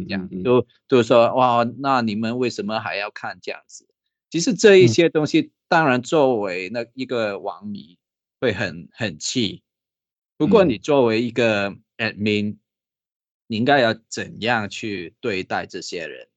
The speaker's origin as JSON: {"language": "Chinese", "country": "Hong Kong", "moved": "yes", "lives_now": "Taiwan", "said": "因为我是香港来的嘛"}